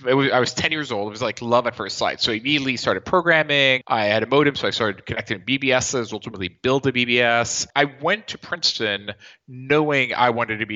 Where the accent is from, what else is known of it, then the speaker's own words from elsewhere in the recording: Nice, Provence-Alpes-Côte d'Azur, France; I'm actually from Nice in the southeast of France